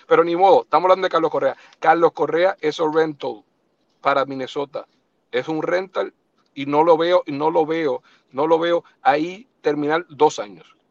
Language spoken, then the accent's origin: Spanish; eastern Puerto Rico, Puerto Rico; also born or lived in New York; nosotros que somos del este de Puerto Rico